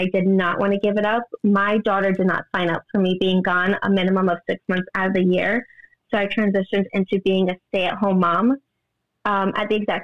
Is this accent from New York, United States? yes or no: yes; New York, United States; moved away as an adult; now in New Jersey, United States; I was born and raised in New York, but I just moved to New Jersey about 2.5 years ago.